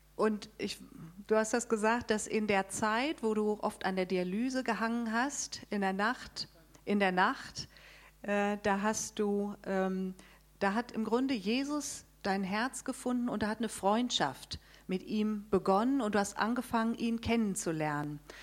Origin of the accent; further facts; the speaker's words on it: Darmstadt, Hesse, Germany; Wir kommen aus Darmstadt